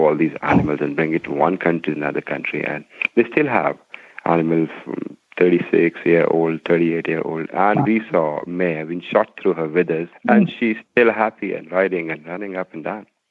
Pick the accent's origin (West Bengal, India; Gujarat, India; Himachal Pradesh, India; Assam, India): Himachal Pradesh, India; now in New Delhi, India; I'm from basically from Himalaya, a North Indian uh, state called Himachal